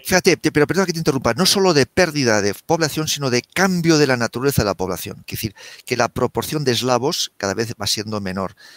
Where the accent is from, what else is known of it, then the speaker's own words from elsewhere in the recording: Spain; yo como español